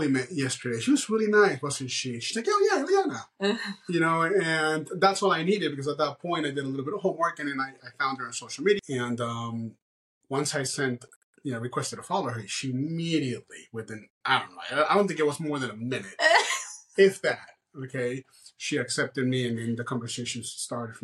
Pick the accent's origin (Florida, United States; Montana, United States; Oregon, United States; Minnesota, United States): Florida, United States; Miami; moved away as an adult; also born or lived in Arizona; I actually grew up in Miami and moved to Arizona, and I lived there for almost 14 years.